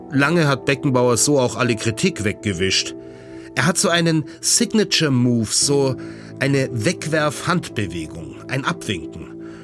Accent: Garmisch-Partenkirchen, Bavaria, Germany; geboren 1971 in Garmisch-Partenkirchen

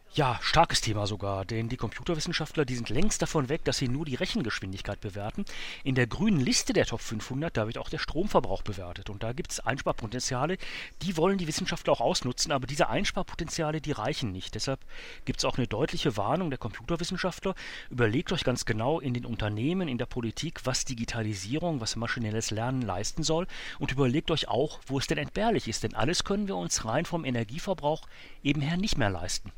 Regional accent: Germany; bei uns in Deutschland, in Europa

